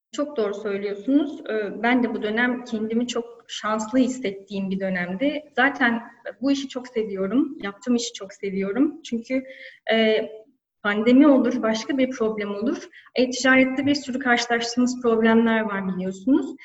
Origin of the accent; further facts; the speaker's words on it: Antalya, Turkey; moved away as an adult; also born or lived in İzmir; now in Istanbul, Turkey; ben Antalyalıyım, 36 yaşındayım.